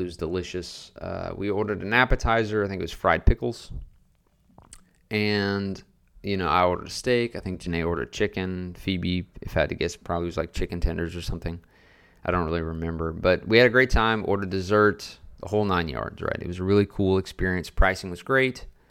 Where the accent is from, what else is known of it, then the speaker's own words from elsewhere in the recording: Louisiana, United States; moved away as an adult; now in Garland, Texas, United States; I moved six hours away from my hometown in Louisiana to open my own business